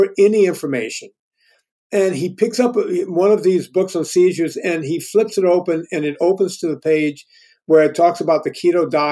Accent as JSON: {"language": "English", "region": "Louisiana", "country": "United States", "tie": "born or raised there", "also_born_or_lived": "Los Angeles, United States", "moved": "as an adult", "lives_now": "Virginia, United States", "said": "I grew up in the Deep South"}